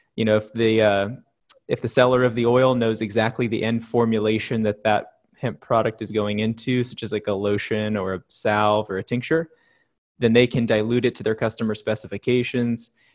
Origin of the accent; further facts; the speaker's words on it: Oregon, United States; my business partner Bree and I have been, uh, born and raised in Oregon